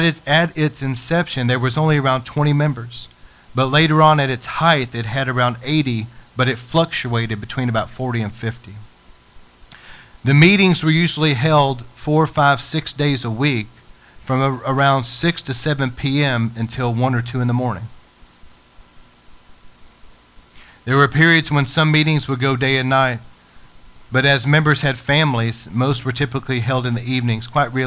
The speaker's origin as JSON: {"language": "English", "town": "Idyllwild", "region": "California", "country": "United States", "tie": "born or raised there", "said": "what was to be my hometown growing up, many of the jobs around Idyllwild were construction field jobs."}